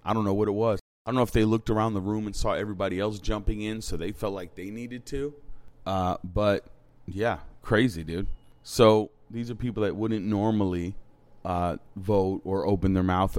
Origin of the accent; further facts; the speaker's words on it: New London, Connecticut, United States; I was born in New London. Like, this is my city. Like, this is where I came from.